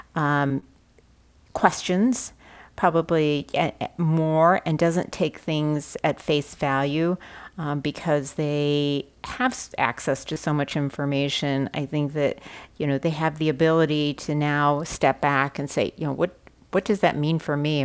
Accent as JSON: {"language": "English", "town": "St. Louis", "region": "Missouri", "country": "United States", "tie": "born or raised there", "said": "growing up in St. Louis at the time that I did, I often felt that there were not very many other Chinese families"}